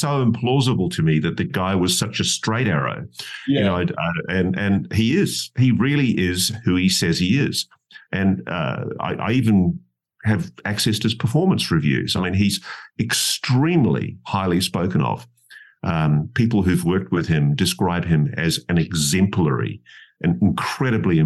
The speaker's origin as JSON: {"language": "English", "country": "Australia", "said": "being an Australian"}